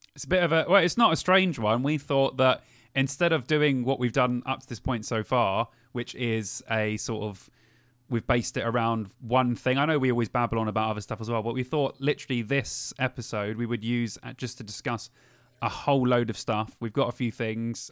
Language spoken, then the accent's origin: English; London, United Kingdom; now in Cheltenham, United Kingdom; I am from London originally, and I miss Camden every week